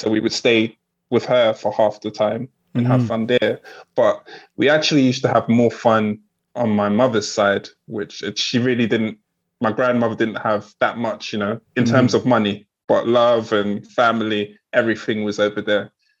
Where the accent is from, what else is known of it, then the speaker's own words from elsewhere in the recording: London, United Kingdom; also born or lived in Nigeria; I was born here in London, England, but, you know, it's deep rooted, you know, Africa and Nigeria, where I'm from, is deep rooted in me. That will always be, it's the motherland and it's always going to be home for me.